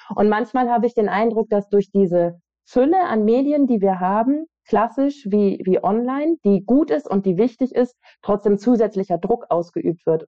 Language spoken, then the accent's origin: German; West Germany, Germany; in Westdeutschland, wo ich aufgewachsen bin